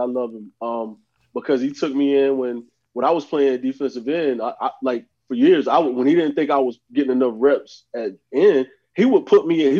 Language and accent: English; Gaffney, South Carolina, United States; he's from Kings Mountain, North Carolina, I'm from Gabby, like we're from 20 minutes apart.